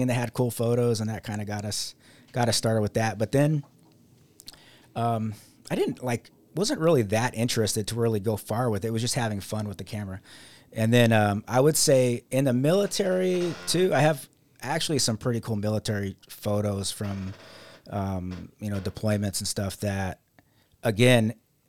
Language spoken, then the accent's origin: English; Las Vegas, Nevada, United States; also born or lived in Utica; now in Rochester, United States; I am originally from Las Vegas, Nevada, and I moved here, not to Rochester, but I first moved to Utica, and I was there for 8 years.